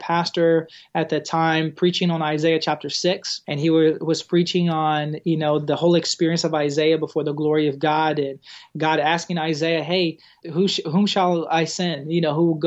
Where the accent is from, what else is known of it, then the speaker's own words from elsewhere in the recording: Brazil; English is a second language; moved away as an adult; also born or lived in Arkansas, United States; now in United States; I was born and raised in Brazil